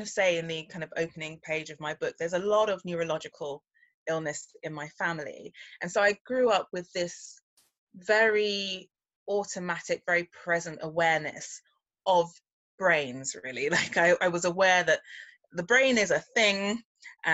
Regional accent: London, United Kingdom; I'm a Londoner through and through, and I grew up eating a mixture of West Indian food

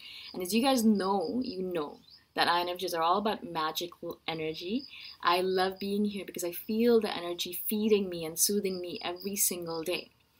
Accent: India; also born or lived in Middle East / Canada / United States; now in Thailand; I live in Thailand right now. I'm originally from India, as you can tell by my face. I'm from India originally, but my parents moved around a lot.

